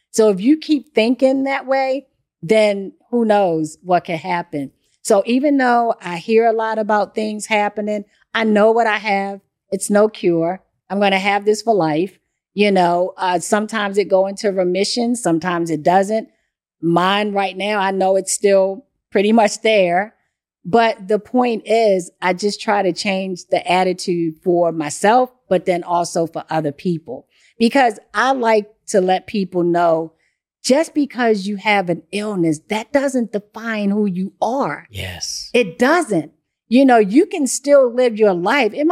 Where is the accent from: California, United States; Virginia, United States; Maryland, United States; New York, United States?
Maryland, United States; Baltimore; So I grew up doing this stuff. I, I grew up in Baltimore.